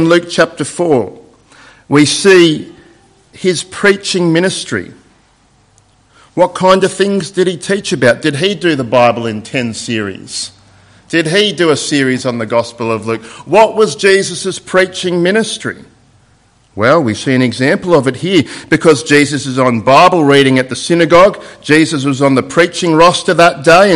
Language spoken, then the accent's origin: English; Sydney, New South Wales, Australia; because that's my hometown in Sydney. And I haven't been there for a while, and my old house that I grew up in had changed a little bit